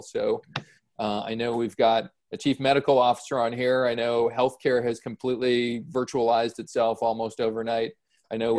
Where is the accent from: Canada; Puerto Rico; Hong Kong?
Canada; as a Canadian